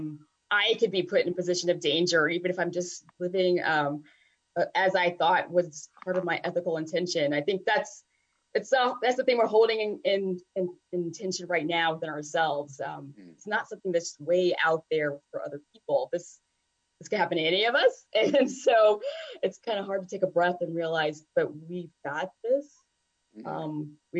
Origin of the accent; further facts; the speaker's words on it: the South, United States; also born or lived in Virginia / North Carolina; being a Southerner